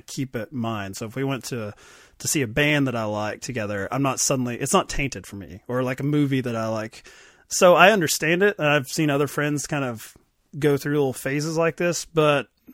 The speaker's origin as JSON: {"language": "English", "region": "Kentucky", "country": "United States", "said": "I'm from Kentucky"}